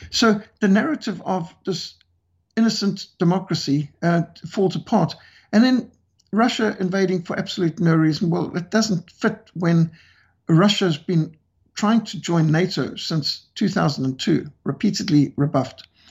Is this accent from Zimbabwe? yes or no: yes; Zimbabwe; my home country of Rhodesia